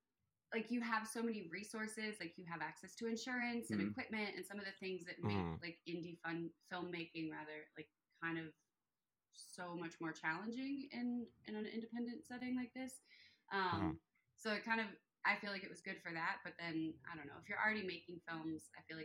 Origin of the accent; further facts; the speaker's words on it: Delaware, United States; Philadelphia. Oh, okay, I'm from Delaware.